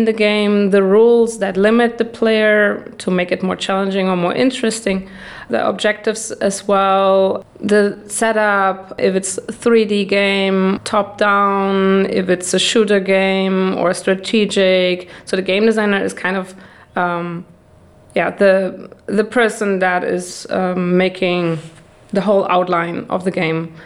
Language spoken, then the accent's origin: English; Germany; also born or lived in Netherlands; now in Prague, Czech Republic; I am from Germany originally. Then I lived for 10 years in the Netherlands